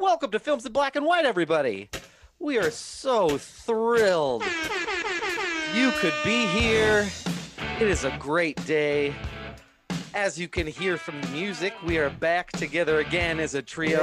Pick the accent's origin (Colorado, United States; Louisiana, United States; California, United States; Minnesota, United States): Minnesota, United States; because I grew up in Minnesota, I wasn't born, okay. born there, but because I was grew up there